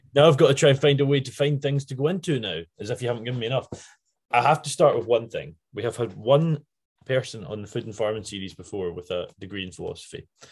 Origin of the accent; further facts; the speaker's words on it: Scotland, United Kingdom; accent: Scottish; my Scottish accent